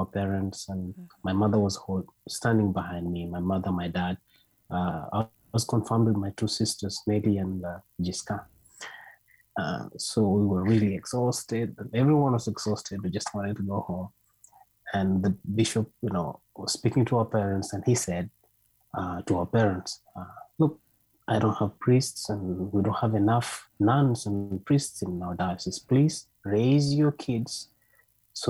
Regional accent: Kenya; moved away; I'm from Kenya.

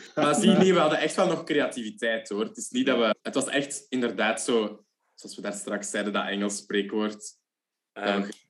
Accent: Leuven, Flanders, Belgium; ik ben ook van Leuven

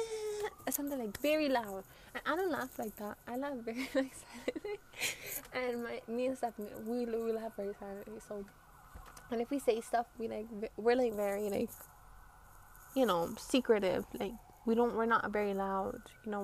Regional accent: Brooklyn, New York, United States; Well, I'm from Brooklyn. So, like, all the pollution gets in my face.

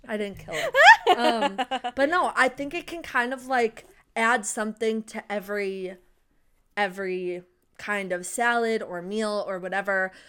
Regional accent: United States; we're American.

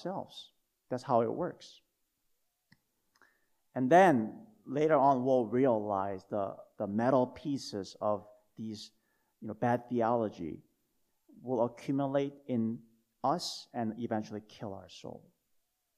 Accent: South Korea; moved away; When I was growing up in Korea, when I was little

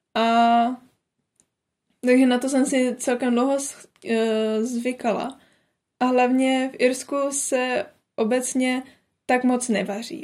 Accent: Czechia; moved away as an adult; now in Ireland; z České republiky

